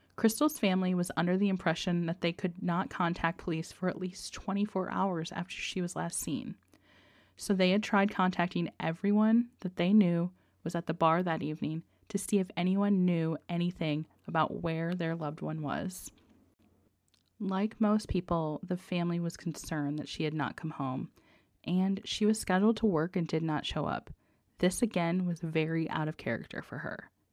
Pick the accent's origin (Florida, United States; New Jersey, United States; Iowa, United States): Iowa, United States; Dubuque; my hometown of Dubuque, Iowa